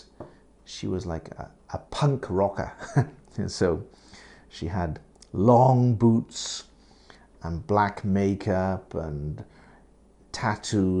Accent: United Kingdom; now in Japan; I live in Japan, yes, but I'm British.

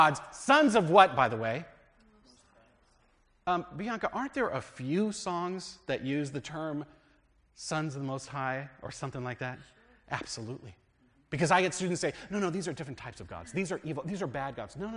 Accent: United States; We're American Christians. We are very much American Christians

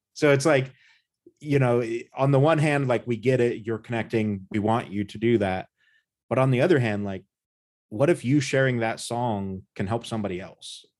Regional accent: United States; born or raised there

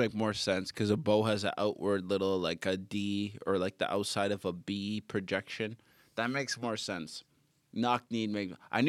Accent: Toronto, Ontario, Canada; also born or lived in Boston / Abu Dhabi; I'm from Toronto and Boston. And then Abu Dhabi, which isn't anything.

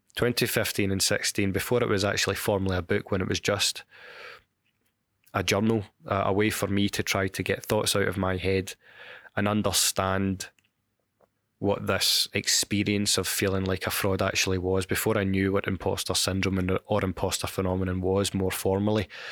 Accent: Glasgow, Scotland, United Kingdom; my hometown of Glasgow

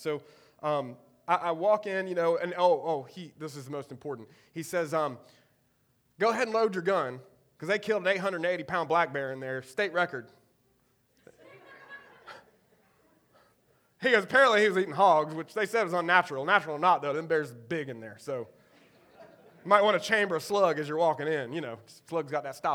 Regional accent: Eastern North Carolina, United States; I'm from Eastern North Carolina

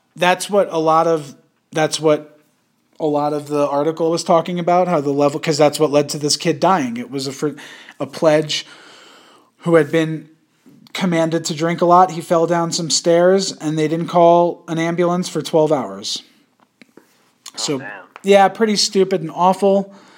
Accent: Yonkers, New York, United States; I was born in Yonkers

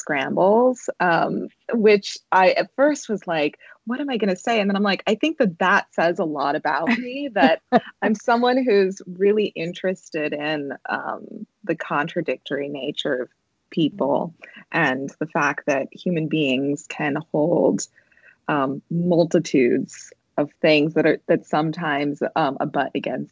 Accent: United States; now in Brooklyn, United States; I was born in the United States and mostly grew up here

